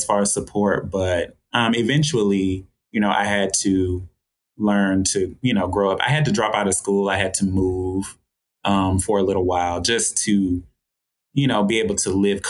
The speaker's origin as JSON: {"language": "English", "region": "Georgia", "country": "United States", "tie": "born or raised there", "said": "So growing up in Georgia, it's a lot of fun. It's kind of hot down here, so it's one of the warmer states"}